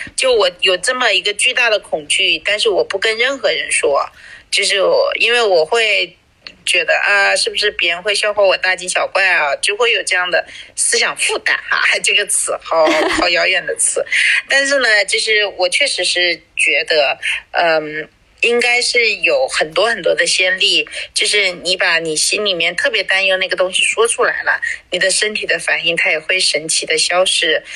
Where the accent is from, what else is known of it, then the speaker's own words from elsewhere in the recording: Guangxi, China; moved away; 南方是我的家乡，我想这是我根据地是吧，我是广西人，我去了广东，离我家就两小时的车程